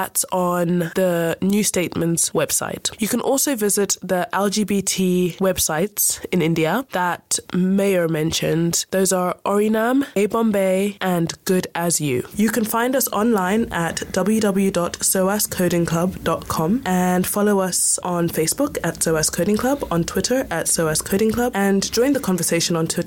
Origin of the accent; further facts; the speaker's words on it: Zimbabwe; I'm from Zimbabwe